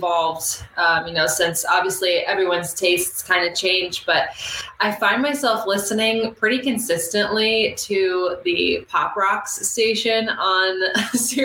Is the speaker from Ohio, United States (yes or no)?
no; Finger Lakes region, upstate central New York, United States; now in Asbury Park, United States; I'm originally from the Finger Lakes region, central, you know, upstate central New York. And now I live near Asbury Park, New Jersey